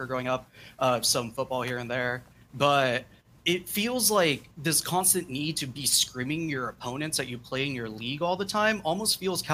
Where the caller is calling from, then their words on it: Chico, California, United States; I'm calling from Chico, California.